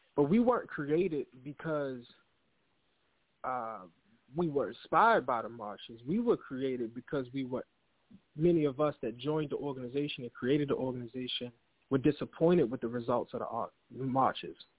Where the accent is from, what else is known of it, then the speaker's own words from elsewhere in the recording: Baltimore, Maryland, United States; born and raised in Baltimore City, East Baltimore